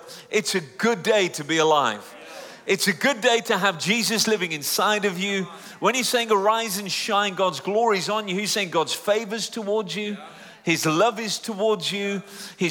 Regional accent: United Kingdom; Just an Indian Englishman, because I'm Punjabi Indian, but born and raised in the UK

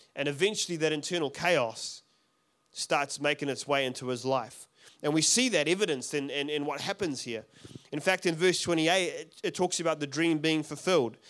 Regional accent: South Africa; moved away; I'm from South Africa originally. I don't have an accent.

